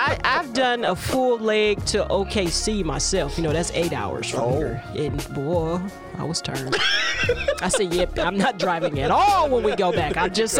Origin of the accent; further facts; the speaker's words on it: St. Louis, Missouri, United States; we're from St. Louis.